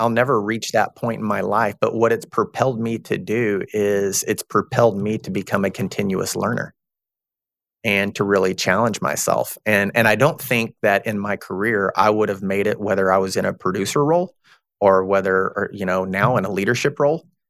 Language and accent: English; Texas, United States; I'm from Texas. I'm, I'm a Southern guy